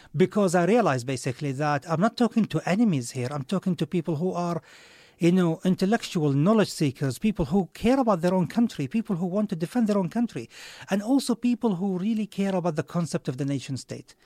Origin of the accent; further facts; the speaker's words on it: Saudi Arabia; moved away; I come from Saudi